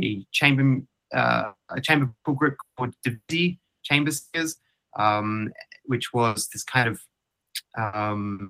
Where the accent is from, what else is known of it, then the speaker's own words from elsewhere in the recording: Queensland, Australia; I grew up in Queensland